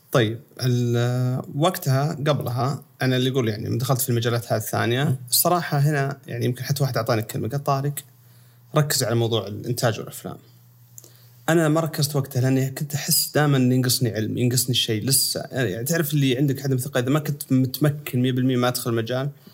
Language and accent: Arabic; Sakaka, Al Jawf Province, Saudi Arabia; moved away as an adult; also born or lived in Los Angeles, United States / United Arab Emirates / Riyadh; انا من مواليد اشكاك الجوف و بالفتره هذه قبل لحد ما وصلت الجامعه وانا في سكاكه